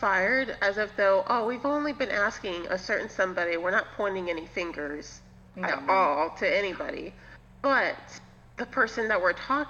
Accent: Florida, United States; I live, born and raised in Florida. We make up our own words

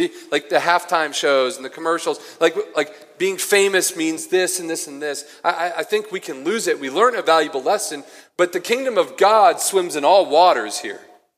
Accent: Cincinnati, Ohio, United States; now in Boulder, United States; I'm not from there. I'm from Cincinnati originally.

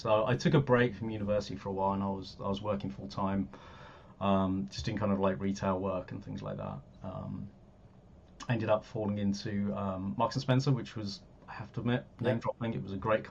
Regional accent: Birmingham, West Midlands, United Kingdom; moved away as an adult; also born or lived in London; I'm from Birmingham originally. I moved down to London when I was 18 to go to university

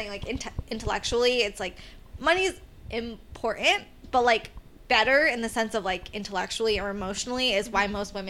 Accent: New Jersey, United States; now in New York, United States; I'm from New Jersey.

